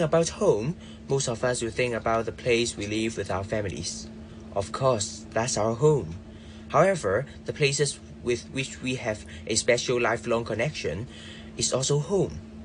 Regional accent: Hong Kong; Hong Kong is my hometown

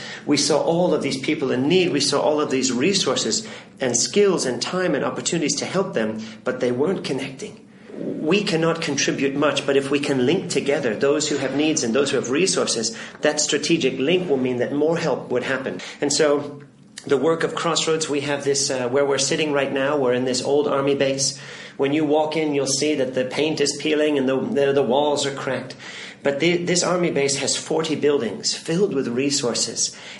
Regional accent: Philippines; My whole childhood, I had the privilege of seeing a lot of places in need. I grew up in the Philippines.

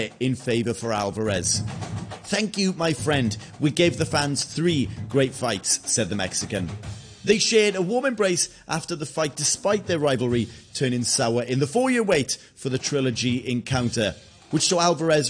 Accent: Wales, United Kingdom; as a Welshman

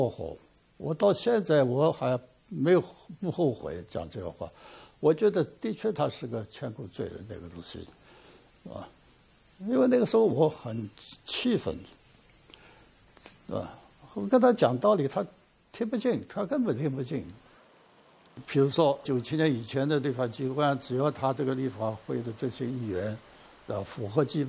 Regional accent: China; 对我们内地人到香港去抢购奶粉，这个双双非的问题，我是不以为然的。

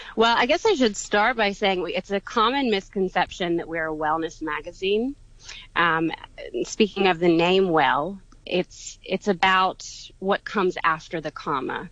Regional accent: Atlanta, Georgia, United States; I'm from Atlanta, Georgia

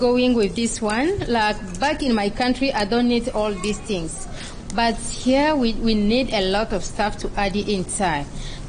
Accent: DR Congo; because I'm from Congo and I'm Tetela.

